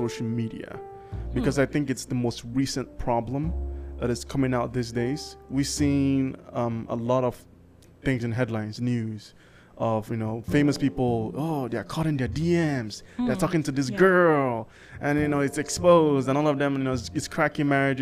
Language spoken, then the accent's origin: English; Nigeria; I'm Nigerian.